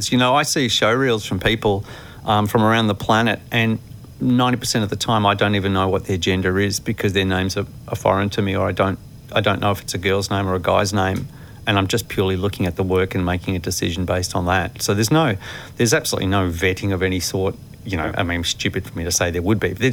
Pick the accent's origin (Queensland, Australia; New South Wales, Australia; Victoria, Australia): Victoria, Australia; Mulgrave; growing up in Mulgrave